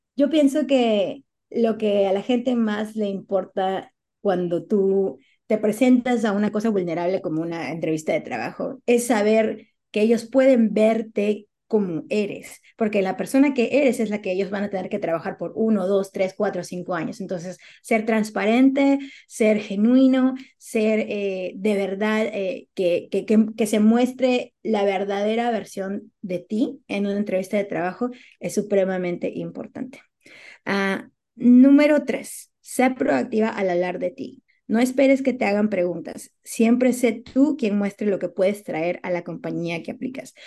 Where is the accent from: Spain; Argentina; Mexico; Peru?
Peru; now in United States